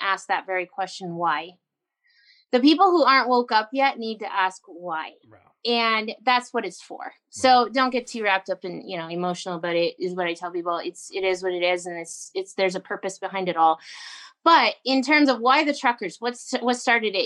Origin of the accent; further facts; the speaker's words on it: Canada; I grew up on the Alaska Highway